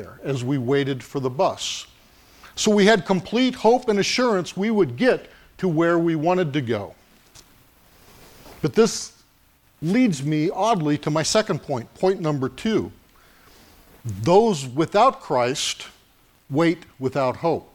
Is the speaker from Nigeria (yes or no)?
no; Los Angeles, California, United States; When I was a little boy, growing up in Los Angeles, my grandmother often cared for me and my sister while my mom worked